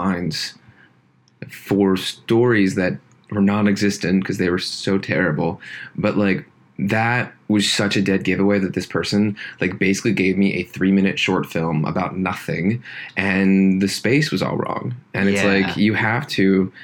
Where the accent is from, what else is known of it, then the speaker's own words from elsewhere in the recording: Deer Lakes, Pennsylvania, United States; moved away; my hometown, which is Deer Lakes, Pennsylvania